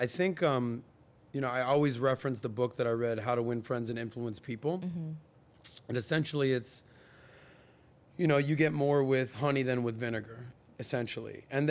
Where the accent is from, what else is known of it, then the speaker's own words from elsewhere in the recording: Miami, Florida, United States; I grew up in Miami. I've lived in Miami. I still hang out in Miami.